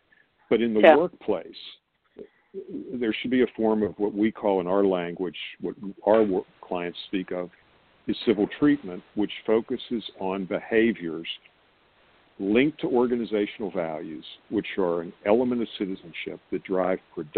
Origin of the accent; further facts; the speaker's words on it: Pittsburgh, Pennsylvania, United States; now in Atlanta, United States; I'm based, as you are, Michael, in Atlanta. I'm originally from Pennsylvania